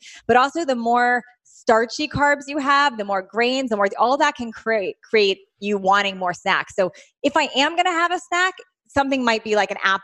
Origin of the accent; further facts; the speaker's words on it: Washington, District of Columbia, United States; moved away as an adult; now in California, United States; Originally from Washington, D.C. area.